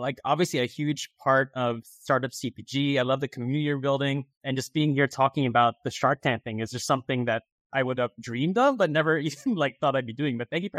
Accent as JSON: {"language": "English", "region": "New Jersey", "country": "United States", "tie": "born or raised there", "also_born_or_lived": "Philippines", "said": "I was born in the Philippines and raised in the exotic land of New Jersey."}